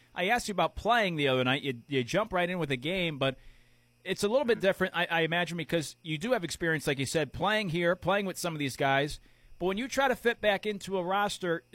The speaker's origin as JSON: {"language": "English", "region": "Connecticut", "country": "United States", "moved": "yes", "said": "I'm originally from Connecticut"}